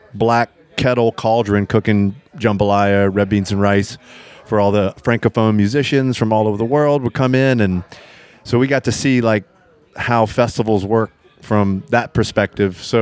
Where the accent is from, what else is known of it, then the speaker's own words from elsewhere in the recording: Lafayette, Louisiana, United States; moved away as an adult; also born or lived in Baton Rouge, Louisiana; now in New Orleans, United States; I'm originally from Lafayette, Louisiana.